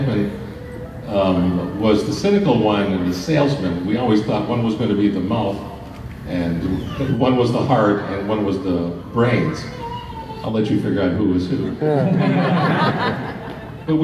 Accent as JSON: {"language": "English", "town": "Toronto", "region": "Ontario", "country": "Canada", "tie": "born or raised there", "said": "this wonderful community of very funny people that I grew up with in Toronto"}